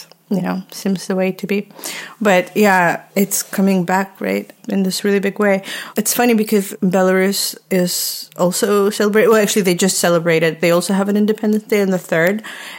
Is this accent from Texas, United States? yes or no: yes; Texas, United States; Well, yeah, growing up in Texas and in a suburb, you would think that that's a part of it.